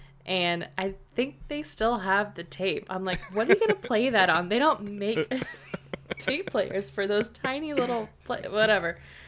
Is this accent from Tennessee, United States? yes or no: no; Texas, United States; My brother was quarterback at the football team and we grew up in Texas.